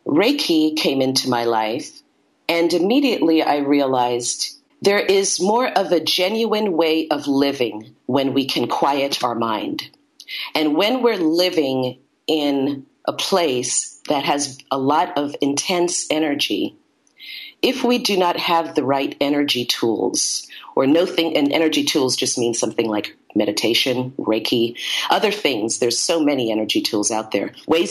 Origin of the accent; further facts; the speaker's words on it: Brooklyn, New York, United States; now in Santa Monica, United States; I was born in Brooklyn, New York. I now live in Santa Monica, California